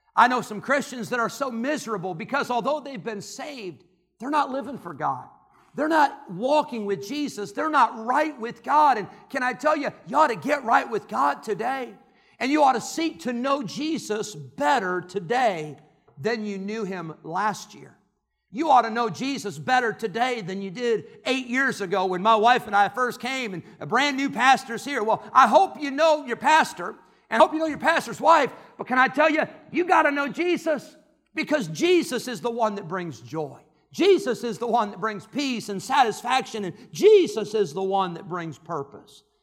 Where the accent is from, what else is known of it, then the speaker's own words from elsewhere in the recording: Santa Clara, California, United States; I was born in Santa Clara, California